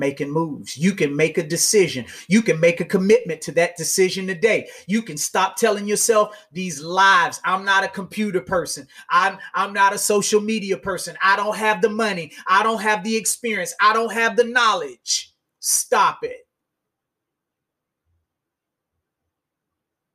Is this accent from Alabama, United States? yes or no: yes; Montgomery, Alabama, United States; I'm still from Montgomery, Alabama.